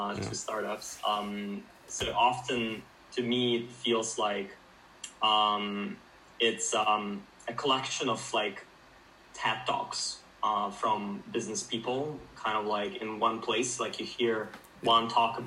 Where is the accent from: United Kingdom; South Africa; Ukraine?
Ukraine; moved away as an adult; now in Finland; I'm originally from Ukraine. I moved to Finland for my studies after high school